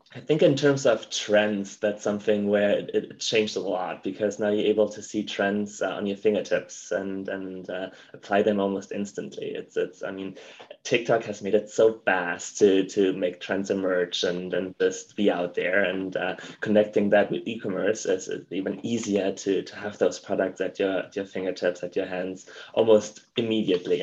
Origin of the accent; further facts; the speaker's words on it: Germany; accent: German; English is a second language; moved away as an adult; now in United States; as you can probably tell by my accent, I'm German.